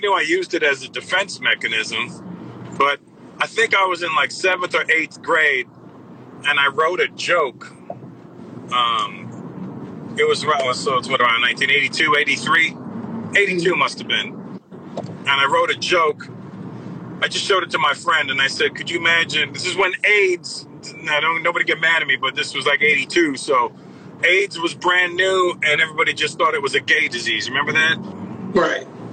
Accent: Brampton, Ontario, Canada; growing up uh, in in Canada in Toronto, Brampton, my hometown specifically

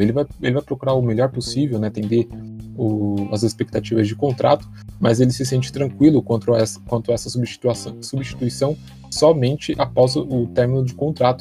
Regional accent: Brazil; de um lugar conhecido entre nós brasileiros

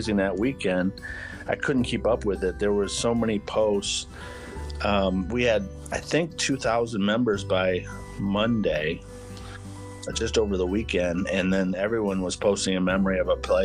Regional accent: Hillsdale, Michigan, United States; moved away as an adult; now in Kalamazoo, United States; I live in Kalamazoo, Michigan, but born and raised in Hillsdale

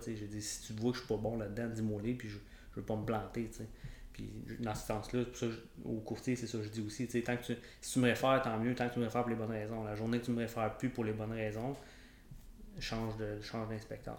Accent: Rivière-Rouge, Quebec, Canada; moi, je viens du, coin de Rivière-Rouge, Tremblant

